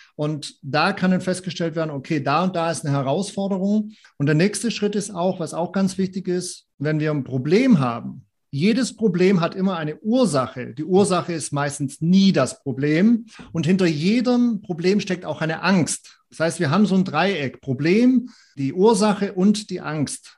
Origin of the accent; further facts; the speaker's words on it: Southern Germany, Germany; moved away; ich komme ursprünglich aus Süddeutschland